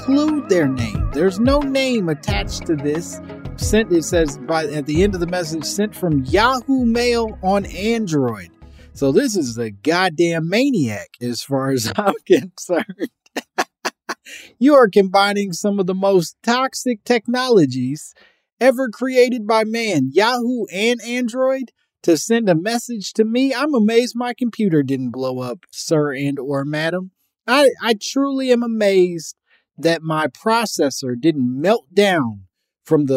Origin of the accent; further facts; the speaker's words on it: Midwest, United States; I'm from the Midwest